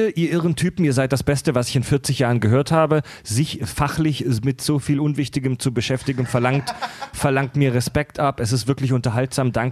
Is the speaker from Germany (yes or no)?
yes; Pforzheim, Baden-Württemberg, Germany; Also ich glaube in meiner Heimat in, in, äh, in, in, ähm, in Pforzheim, genau zwischen Baden und Schwaben, das postapokalyptische Niemandsland zwischen Baden und Württemberg, da sagt man auch dreiviertel drei auf jeden Fall.